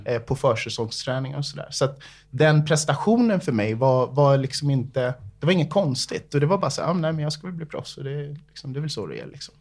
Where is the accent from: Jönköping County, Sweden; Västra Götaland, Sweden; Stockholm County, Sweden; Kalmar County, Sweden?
Stockholm County, Sweden; Segeltorp; also born or lived in Bahamas; uppvuxen i Segeltorp, ett, eh, litet område, eh, strax utanför, eh, inre delen av Stockholm, det är en förort till, till Stockholm.